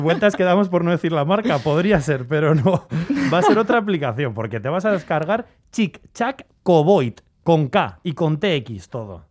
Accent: Valle de Trápaga, Basque Country, Spain; mi pueblo, San Ramón Nonato, el Valle de Trápaga

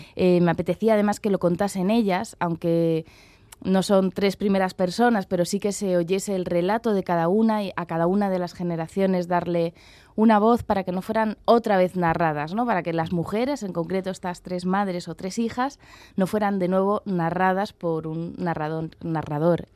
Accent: Madrid, Community of Madrid, Spain; moved away as an adult; also born or lived in Basque Country; yo soy de Madrid, me he criado en Madrid

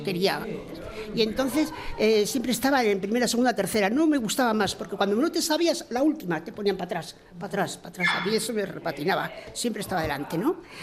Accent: Bilbao, Basque Country, Spain; also born or lived in Extremadura; Yo soy una vecina de Uretamendi, bueno, de Uretamendi viví mi, infancia y mi juventud hasta que me casé

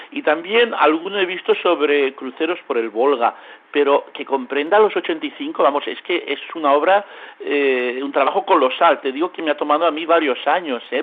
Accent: L'Hospitalet de Llobregat, Catalonia, Spain; also born or lived in Novosibirsk; mi pueblo, Hospitalet de Llobregat.

